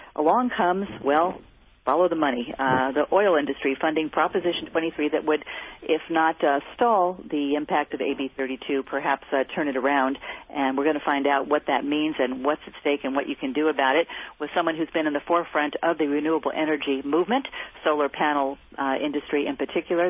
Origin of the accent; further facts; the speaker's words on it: Bay Area, California, United States; I grew up in the Bay Area